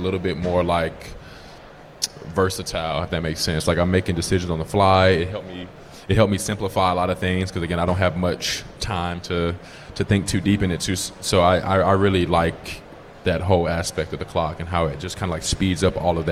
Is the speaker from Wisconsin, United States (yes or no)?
no; Atlanta, Georgia, United States; I'm from Atlanta